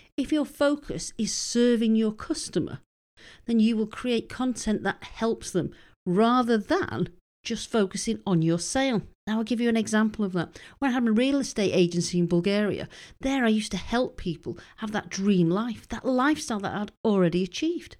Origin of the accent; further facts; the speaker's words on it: United Kingdom; moved away as an adult; being British and having moved over there